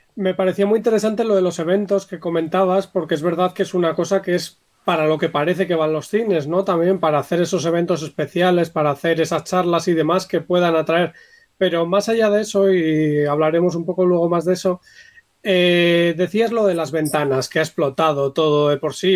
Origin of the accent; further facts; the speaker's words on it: Bilbao, Basque Country, Spain; yo, por ejemplo, que soy de Bilbao